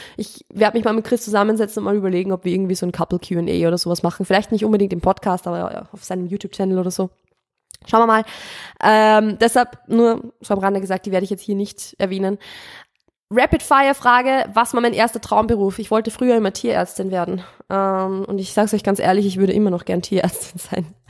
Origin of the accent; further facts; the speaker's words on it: Austria; moved away as an adult; also born or lived in Steyr, Upper Austria; now in Vienna, Austria; Ich bin keine Wienerin. Ich bin vom Land. Ich bin ein Dorfkind